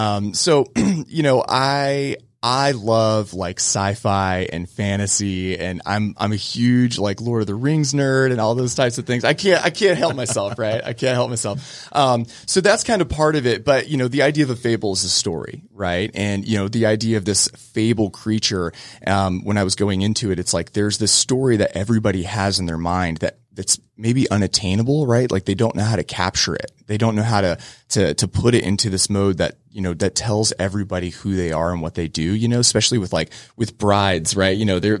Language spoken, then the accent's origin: English; Cocoa, Florida, United States; I grew up in Cocoa, Florida, surfing, skateboarding